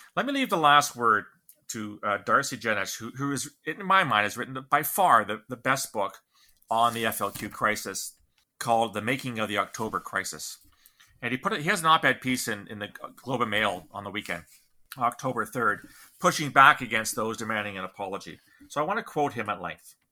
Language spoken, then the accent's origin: English; Canada; the condition of being Canadian